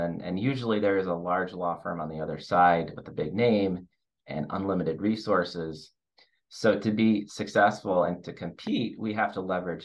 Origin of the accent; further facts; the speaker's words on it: Detroit, Michigan, United States; also born or lived in Chicago; being born and raised in Detroit